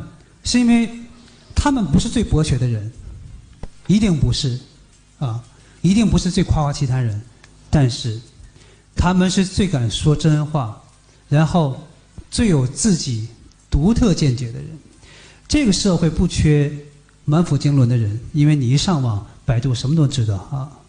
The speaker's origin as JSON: {"language": "Chinese", "region": "Northeast China", "country": "China", "tie": "born or raised there", "said": "这是一件在我的家乡，在我东北的老家里面看似非常疯狂的一件事情"}